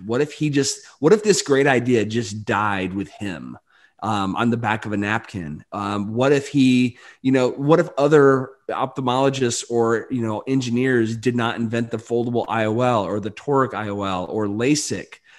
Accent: Delton, Michigan, United States; I grew up in you know rural, very very rural Michigan, uh, Barry County. I actually went to uh, place called Delton.

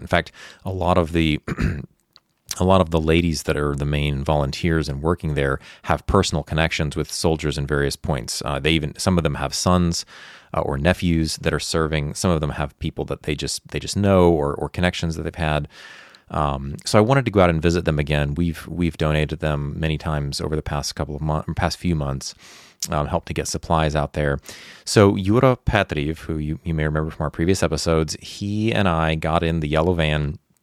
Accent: United States; moved away as an adult; also born or lived in Ukraine; I'm an American

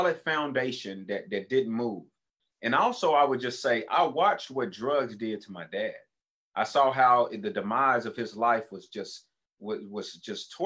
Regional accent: Tulsa, Oklahoma, United States; when we moved from Oklahoma City to Tulsa, I ended up going to 6 different elementary schools

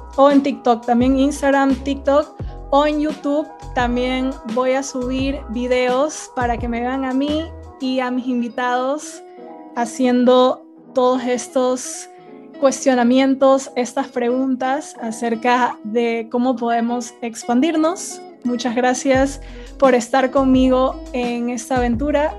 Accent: Guayaquil, Guayas, Ecuador; moved away as an adult; also born or lived in England / Spain; now in United States; donde yo crecí, que es en Guayaquil

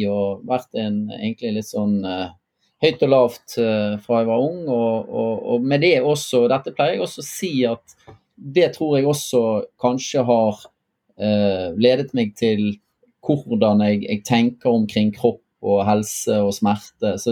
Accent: Bergen, Vestland, Norway; Så som mange kanskje hører, så er jeg fra Bergen.

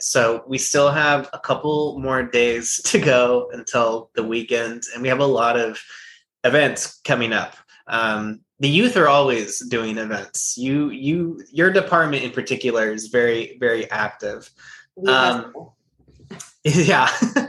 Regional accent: California, United States; now in Visalia, United States; I came from Southern California, where it's a little bit more, I don't know, liberal kind of, not with my family though. That my family moved up here because they felt out of place in Southern California.

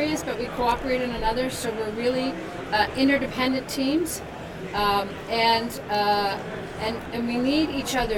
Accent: Ottawa, Ontario, Canada; moved away as an adult; also born or lived in Victoria; now in Ottawa, Canada; I grew up in Ottawa

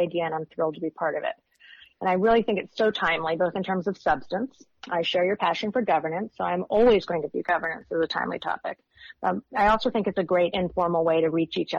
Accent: California, United States; moved away as an adult; now in Washington, D.C., United States; I was from California

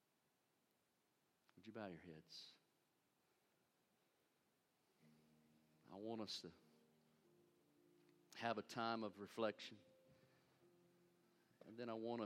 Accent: United States; I'm an American

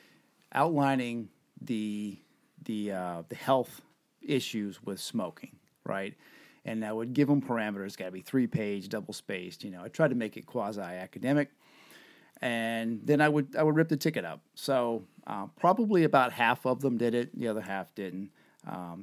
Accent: the South, United States; now in New Hampshire, United States; I grew up in the South, and everybody or every man and some women chewed tobacco

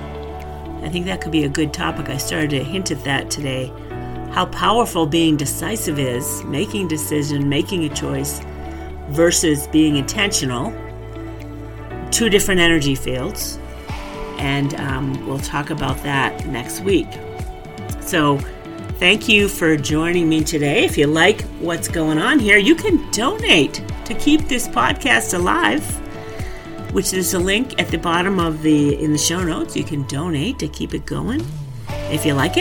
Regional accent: New England, United States; I'm from New England.

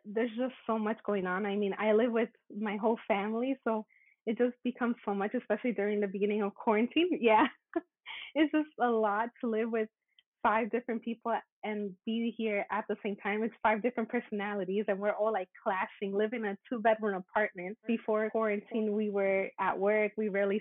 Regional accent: United States; I'm Mexican American

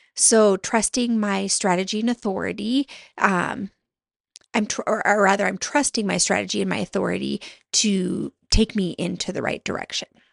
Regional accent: Montana, United States; moved away; my husband and I moved back to my home state of Montana

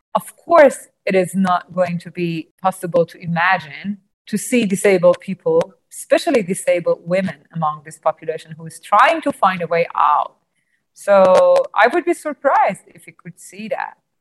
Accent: Iran; I was born blind and I'm from Iran.

